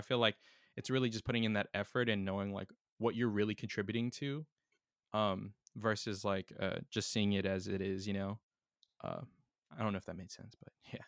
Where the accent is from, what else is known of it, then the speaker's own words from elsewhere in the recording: San Diego, California, United States; my hometown